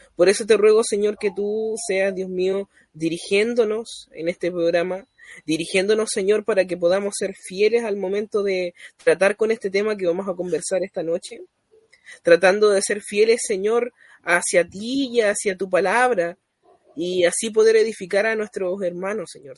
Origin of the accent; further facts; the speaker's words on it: Chile; also born or lived in Coltauco, O'Higgins Region; soy chileno, residente en la sexta región, en la comuna de Coltauco